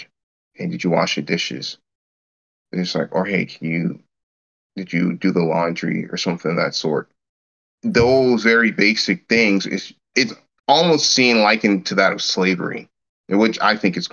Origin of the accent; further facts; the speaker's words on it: United States; me being an American